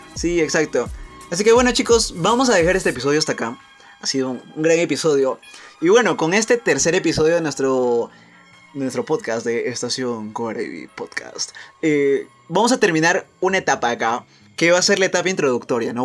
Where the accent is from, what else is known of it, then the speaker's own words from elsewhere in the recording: Peru; nuestro querido Perú